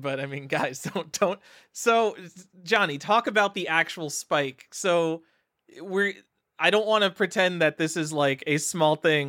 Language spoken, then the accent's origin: English; New York, United States; moved away as an adult; I'm from New York.